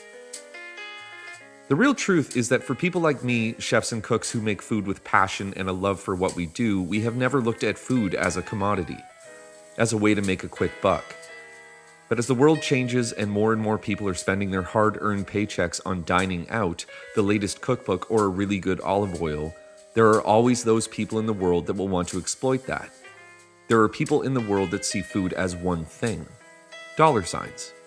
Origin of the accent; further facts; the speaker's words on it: Canada; Being Canadian